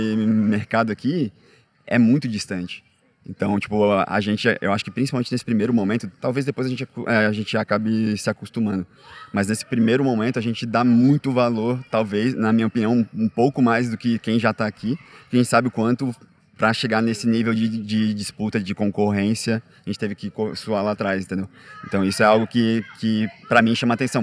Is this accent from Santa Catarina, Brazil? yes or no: yes; Florianópolis, Santa Catarina, Brazil; moved away as an adult; now in São Paulo, Brazil; eu não nasci em Floripa eu fui para Floripa tinha uns 10 anos, mas enfim, a maior parte da minha vida adolescente e adulta